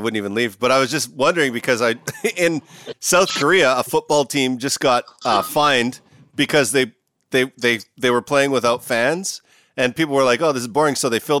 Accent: Canada; moved away as an adult; now in Washington, D.C., United States; I'm Canadian proud, man. I've spent 40 years of my life there, and I've been in the States for 3 years.

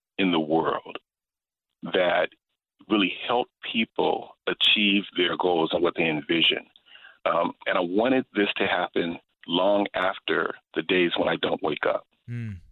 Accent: Los Angeles, California, United States; I was born and raised in Los Angeles, California, South Central

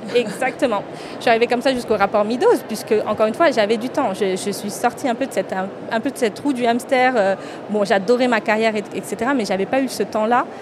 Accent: France; je suis franco-indienne, je suis née en France et mes racines sont en Inde

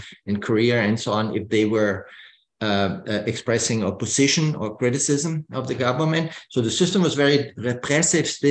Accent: Germany; I grew up in West Germany, about 20 miles to the border to East Germany

